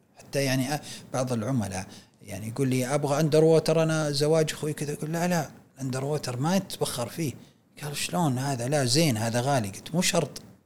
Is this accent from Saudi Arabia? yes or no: yes; Saudi Arabia; احنا في السعوديه